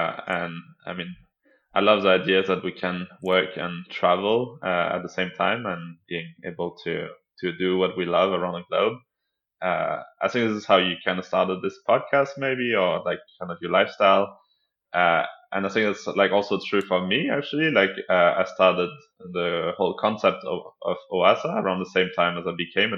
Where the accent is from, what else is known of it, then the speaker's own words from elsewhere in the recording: south of France, France; moved away as an adult; also born or lived in Denmark; now in New York, United States; I grew up mostly in the south of France, but I moved back and forth between France and Denmark, and then I moved to New York when I was in my early 20s.